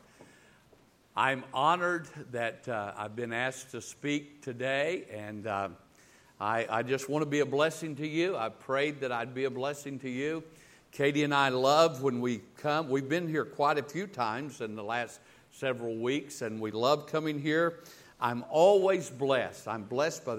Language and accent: English; the South, United States; I'm from the South. I'm not from the North